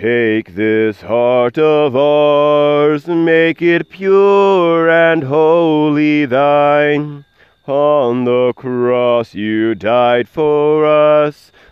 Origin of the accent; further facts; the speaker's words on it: United States; I am an American